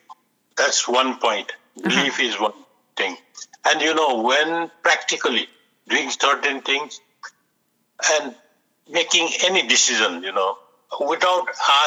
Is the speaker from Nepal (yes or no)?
yes; Nepal; moved away; We are from Nepal. It's little backward in country like uh-huh.